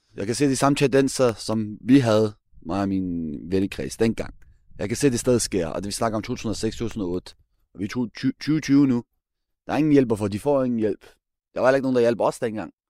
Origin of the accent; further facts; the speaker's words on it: Denmark; nu er jeg født opvokset her